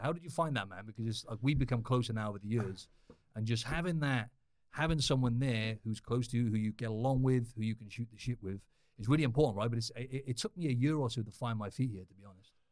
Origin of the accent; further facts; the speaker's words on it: Cardiff, Wales, United Kingdom; I'm from Wales in the U K